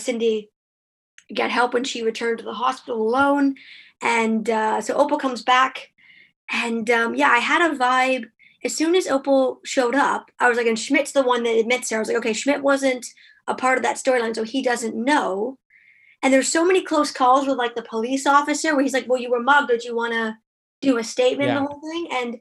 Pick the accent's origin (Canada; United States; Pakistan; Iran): Canada; also born or lived in Ottawa; I'm Canadian